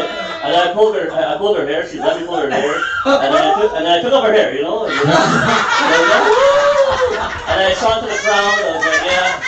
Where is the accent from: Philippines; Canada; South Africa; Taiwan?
Philippines; come on, man. I'm Filipino, you know what I mean?